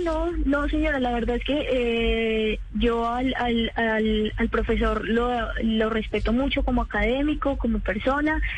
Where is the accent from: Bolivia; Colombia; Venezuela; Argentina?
Colombia; Popayán, Cauca; soy del Cauca, yo soy de Popayán.